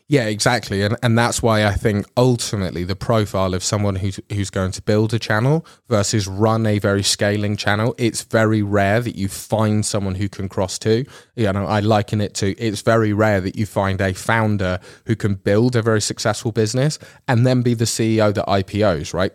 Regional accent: England, United Kingdom; now in Netherlands; I'm from England

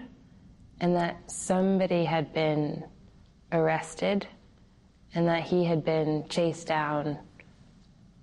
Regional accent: Palo Alto, California, United States; In January 2015, I was 22, living and working in my hometown of Palo Alto, California

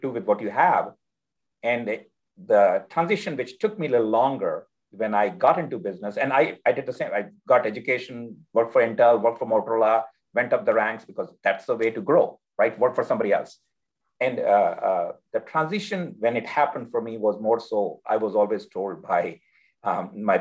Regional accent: India; now in Austin, United States; As a child, I grew up in India.

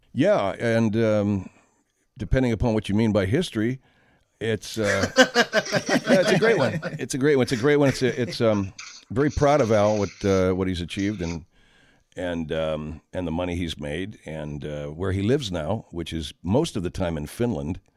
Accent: San Gabriel Valley, California, United States; also born or lived in Sierra Madre, California; I grew up in the San Gabriel Valley

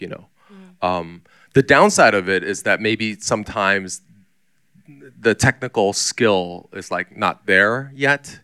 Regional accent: Taichung, Taiwan; moved away; also born or lived in Singapore / United States / Taipei / Shanghai; I was mostly growing up in Taichung, Taiwan

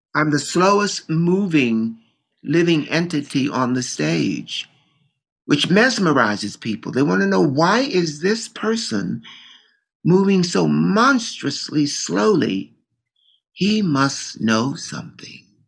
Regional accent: Baltimore, Maryland, United States; Growing up in Baltimore, I was used to being on the edges

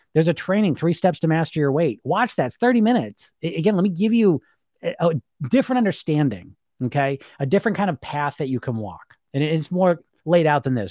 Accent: United States; I grew up in the Greek environment in America

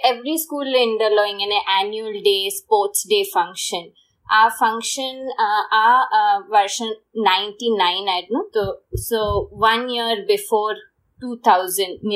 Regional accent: Hyderabad, Telangana, India; Malayalam is a second language; എന്റെ മലയാളം അത്രയൊക്കെ ശരിയല്ല ഞാൻ ഞാൻ ഹൈദരാബാദിലാ വളർന്ന അപ്പം ഇവിടത്തെ തെലുഗു probably എൻ്റെ ബെറ്റർ ആണ്

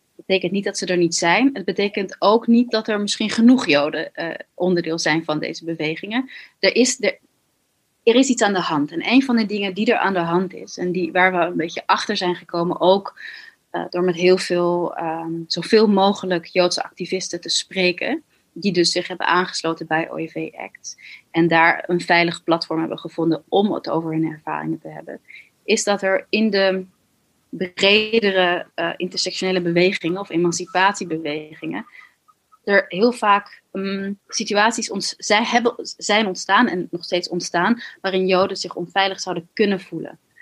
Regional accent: Tiel, Gelderland, Netherlands; moved away; toen we in Tiel woonden, waar ik ook ben geboren

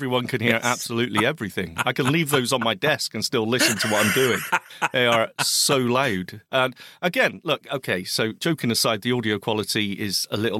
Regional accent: Scotland, United Kingdom; It's my home country.

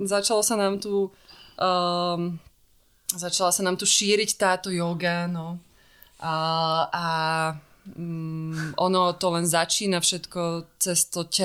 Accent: Bratislava, Bratislava Region, Slovakia; Ja som si myslela, že nás nebudú chcieť prijať, lebo sme z Bratislavy

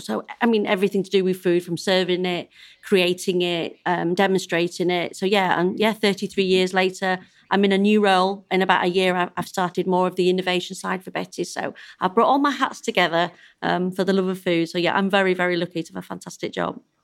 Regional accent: Yorkshire and the Humber, United Kingdom; I'm a Yorkshire lass

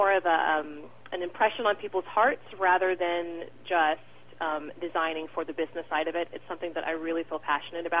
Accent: San Diego, California, United States; where I grew up in San Diego

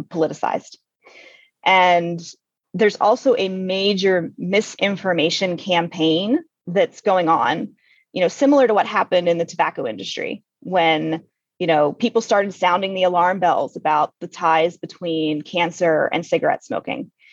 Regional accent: Western Pennsylvania, United States; I grew up in Western PA where my dad worked in the strip mines out there.

